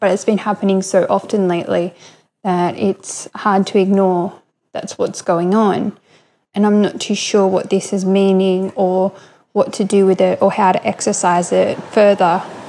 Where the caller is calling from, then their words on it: Coffs Harbour, New South Wales, Australia; I'm from Australia, Coffs Harbour in Australia, New South Wales.